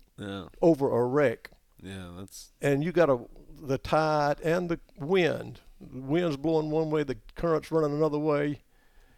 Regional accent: South Carolina, United States; now in Venice, Louisiana, United States; I'm originally from South Carolina, mm-hmm. and I grew up on Santee Cooper Lakes over there, Lake Marion, Lake Moultrie

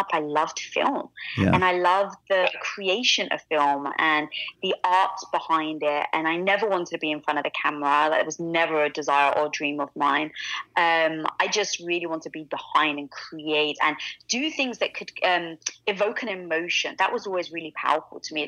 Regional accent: London, United Kingdom; accent: British; now in Los Angeles, United States; growing up in London, I was from a very traditional Greek neighborhood

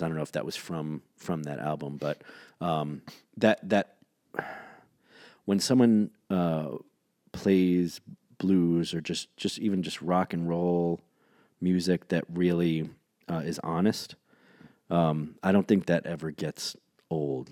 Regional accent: New York City, New York, United States; I grew up in New York City

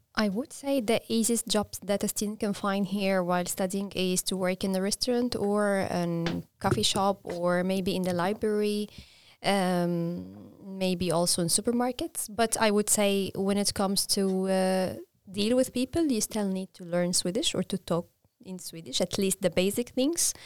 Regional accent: Egypt; moved away as an adult; now in Linköping, Sweden; I'm from Egypt

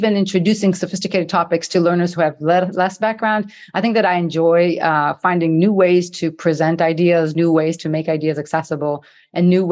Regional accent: Israel; moved away as an adult; also born or lived in Passaic, New Jersey / San Francisco; I ended up growing up in Israel, doing my school years there

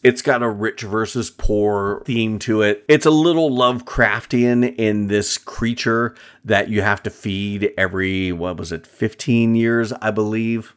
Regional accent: Pennsylvania, United States; being from Pennsylvania myself

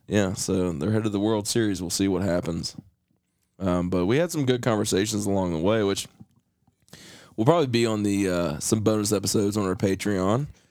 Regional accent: West Virginia, United States; growing up in West Virginia, you know, you, you watched a lot of Braves baseball

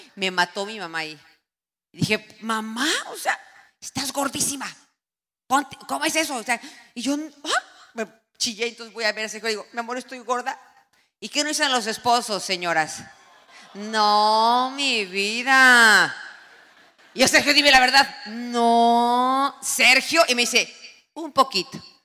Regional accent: Tenancingo, State of Mexico, Mexico; Eso es mi pueblo, eso es Tenancingo, tiene un Cristo en la montaña

